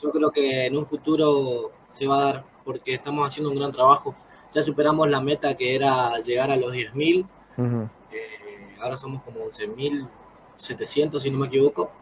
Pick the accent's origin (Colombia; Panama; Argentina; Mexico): Argentina; El Colorado, Formosa; yo soy del Colorado Formosa